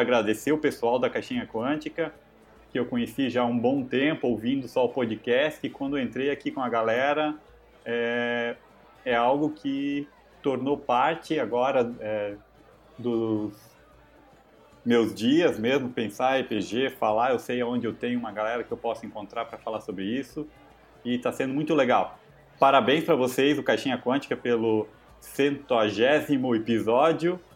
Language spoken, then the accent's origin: Portuguese; Jaraguá do Sul, Santa Catarina, Brazil; E eu sou de Jaraguá do Sul, né? … E aqui em Jaraguá do Sul, em Santa Catarina, nessa cidade pequena, não tinha muito contato com RPG nos anos 90